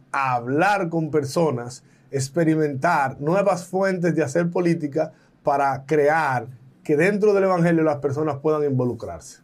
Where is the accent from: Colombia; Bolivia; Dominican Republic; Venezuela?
Dominican Republic; en mi país, República Dominicana